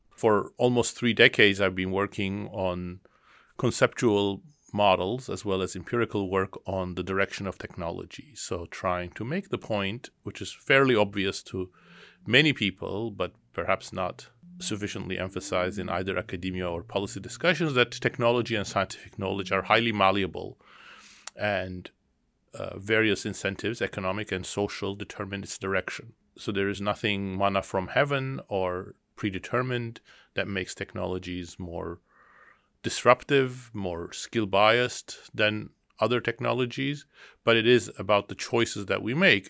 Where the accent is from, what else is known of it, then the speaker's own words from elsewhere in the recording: Istanbul, Turkey; now in Boston, United States; I was born in Istanbul, Turkey, and I grew up there.